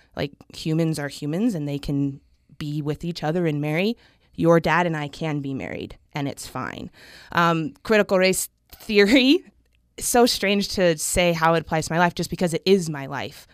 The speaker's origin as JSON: {"language": "English", "region": "Southeast Idaho", "country": "United States", "tie": "born or raised there", "moved": "as an adult", "lives_now": "Utah, United States", "said": "I grew up in Southeast Idaho"}